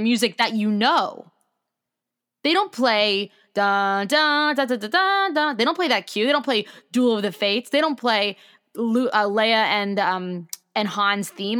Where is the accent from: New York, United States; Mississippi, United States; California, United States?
New York, United States; New York City; I'm from New York City